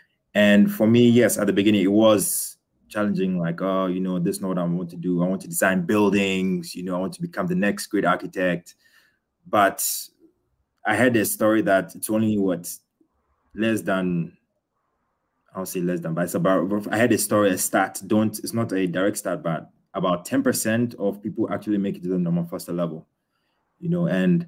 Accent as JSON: {"language": "English", "country": "Ghana", "tie": "born or raised there", "also_born_or_lived": "United Kingdom / Australia", "moved": "as an adult", "lives_now": "Berlin, Germany", "said": "I was born in the UK. I grew up in Ghana, so a Ghanaian. And then when I was for university, I went to Australia to study architecture."}